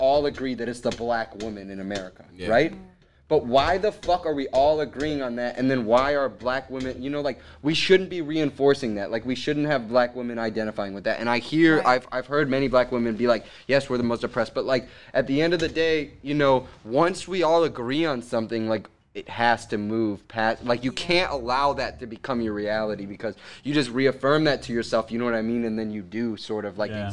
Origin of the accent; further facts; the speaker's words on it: Florida, United States; moved away; Haitians everywhere I grew up at in Florida